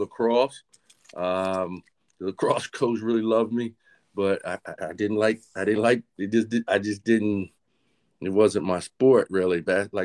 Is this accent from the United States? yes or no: yes; Aberdeen, Maryland, United States; also born or lived in North Carolina / Havre de Grace, Maryland; I grew up in Aberdeen, Maryland, a place called Perryman, Maryland, just a little bit south of Aberdeen